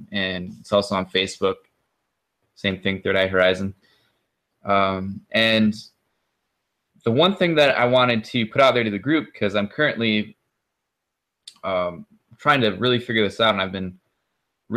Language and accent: English; Michigan, United States; also born or lived in Kalamazoo, Michigan; I am from Michigan, lived all over Michigan, currently in Kalamazoo